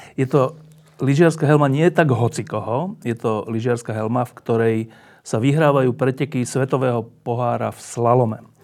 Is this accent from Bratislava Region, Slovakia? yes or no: yes; Bratislava, Bratislava Region, Slovakia; Ja som z Petržalky a ja som sa vždy po škole zgrupoval pred domami